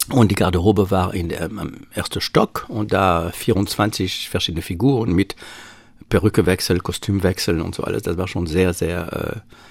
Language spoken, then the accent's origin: German; Paris, Île-de-France, France; accent: Parisian; German is a second language; Und man merkt mit meinem Akzent, dass ich natürlich, also ich kann meine Pariser Wurzel nicht